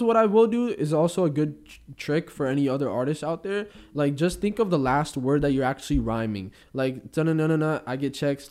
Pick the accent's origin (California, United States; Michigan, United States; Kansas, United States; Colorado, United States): California, United States; Bay Area; I come from the Bay, and there's some rough parts in the Bay Area